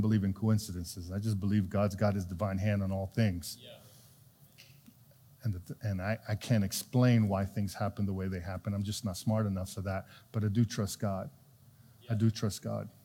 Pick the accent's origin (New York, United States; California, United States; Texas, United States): New York, United States; New York City; When I was a kid, I grew up in New York City in Brooklyn.